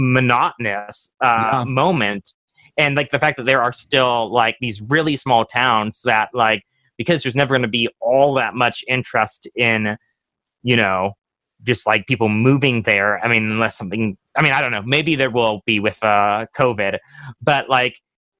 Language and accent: English; Fort Worth, Texas, United States; now in Los Angeles, United States; towns like I grew up in Fort Worth